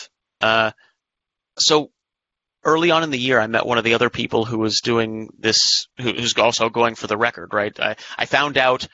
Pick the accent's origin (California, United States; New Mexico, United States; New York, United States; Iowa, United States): California, United States; San Diego; San Diego 100, one of my hometown races